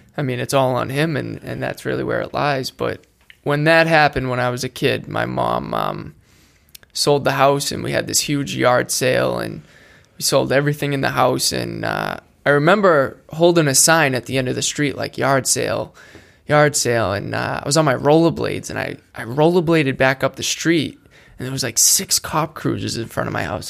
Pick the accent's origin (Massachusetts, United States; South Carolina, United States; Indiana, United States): Massachusetts, United States; Attleboro; I grew up in Attleboro, Massachusetts.